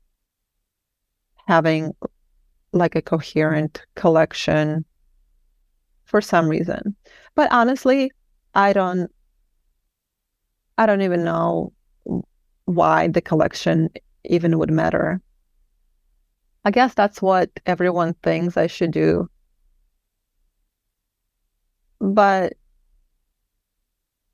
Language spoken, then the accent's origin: English; Kyiv, Ukraine; now in Portland, United States; I'm from Kiev, but my mom's side of the family are from this